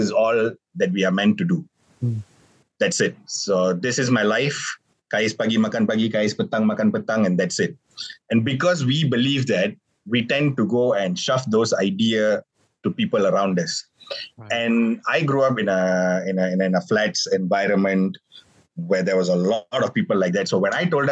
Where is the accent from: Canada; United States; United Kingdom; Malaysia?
Malaysia; here in Malaysia